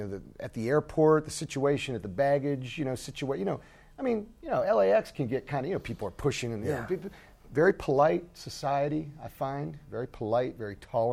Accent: Steubenville, Ohio, United States; moved away; also born or lived in Pittsburgh, Pennsylvania; I'm actually from Steubenville, Ohio, which is kind of a suburb of Pittsburgh over in Ohio, right on the Ohio River. A little steel town there

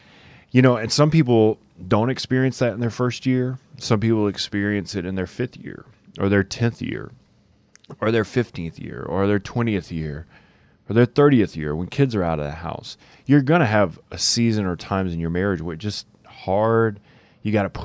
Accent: the South, United States; I'm from the South

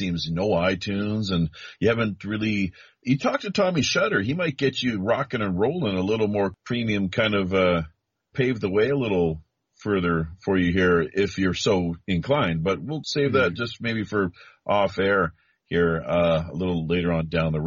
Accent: Canada; moved away as an adult; now in South Korea; I'm the Canadian

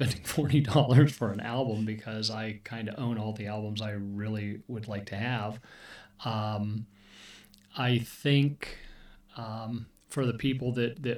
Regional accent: Erie, Pennsylvania, United States; I grew up in Erie, Pennsylvania

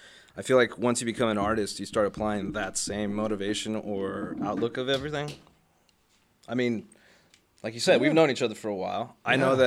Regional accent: Los Angeles, California, United States; growing up in Hollywood too

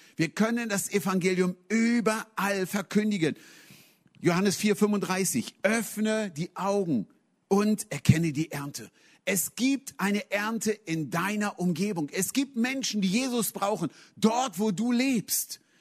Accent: Hanover, Lower Saxony, Germany; moved away; ich komme aus Hannover, in Hannover geblieben

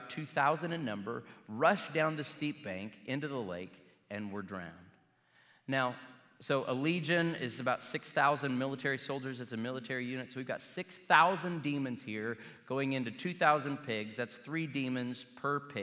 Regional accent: Joplin, Missouri, United States; I can remember as a kid when the circus came to my hometown

